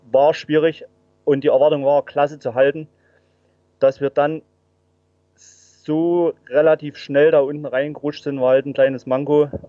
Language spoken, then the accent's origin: German; Saxony, Germany; bin waschechter Erzgebirgler, ähm, wohne jetzt nicht in Aue, 80 Kilometer östlich.